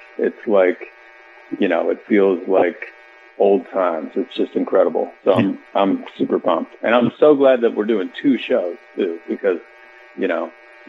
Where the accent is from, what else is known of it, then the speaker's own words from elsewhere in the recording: Anderson, Indiana, United States; moved away as an adult; now in Nashville, United States; I'm from Anderson, Indiana, born and raised. And I went to Highland High School, Anderson University. And my wife and I, my wife Amy, who's also from Indiana, we lived in Indianapolis